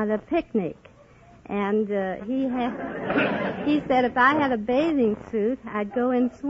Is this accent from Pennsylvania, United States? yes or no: no; St. Louis, Missouri, United States; from St. Louis, Missouri. About ten minutes ride from the river on the streetcar.